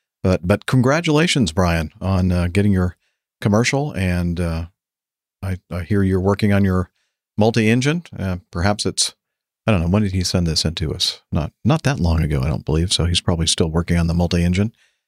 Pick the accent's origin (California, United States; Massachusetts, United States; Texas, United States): California, United States; Salinas; I grew up in Salinas, California, only minutes away from our municipal airport